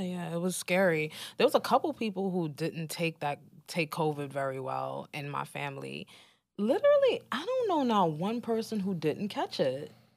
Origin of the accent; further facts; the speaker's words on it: New York City, New York, United States; as a New Yorker